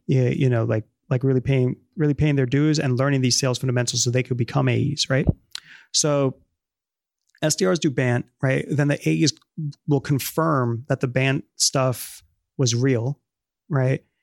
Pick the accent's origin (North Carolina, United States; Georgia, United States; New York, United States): New York, United States; New York City; first language Spanish; English is a second language; I was born in the Bronx